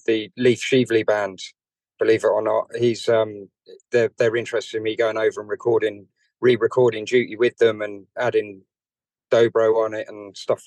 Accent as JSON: {"language": "English", "region": "London", "country": "United Kingdom", "tie": "born or raised there", "said": "So I grew up in North London to Irish parents"}